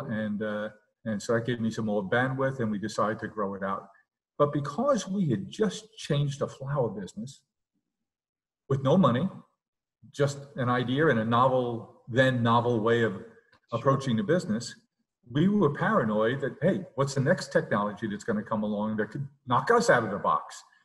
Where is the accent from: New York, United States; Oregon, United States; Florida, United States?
New York, United States; New York City; also born or lived in Long Island; we grew up in South Queens